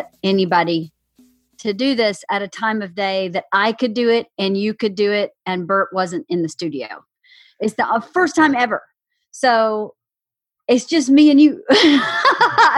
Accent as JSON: {"language": "English", "region": "the South", "country": "United States", "tie": "born or raised there", "said": "growing up in the South"}